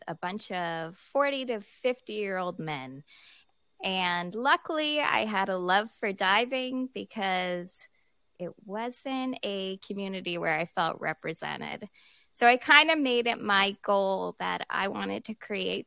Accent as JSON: {"language": "English", "town": "Halifax", "region": "Nova Scotia", "country": "Canada", "tie": "born or raised there", "said": "I'm from Halifax, Nova Scotia, so born and raised here."}